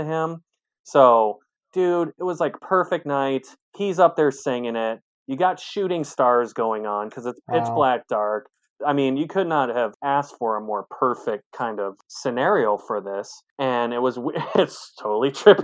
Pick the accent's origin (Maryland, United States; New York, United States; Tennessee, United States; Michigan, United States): Michigan, United States; now in Seattle, United States; I'm also from Michigan